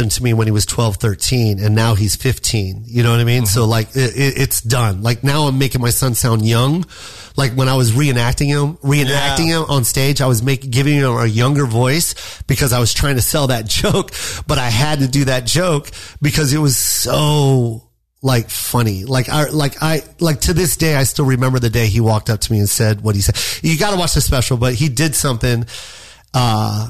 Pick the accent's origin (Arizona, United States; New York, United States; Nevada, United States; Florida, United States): Nevada, United States; Las Vegas; I'm from Vegas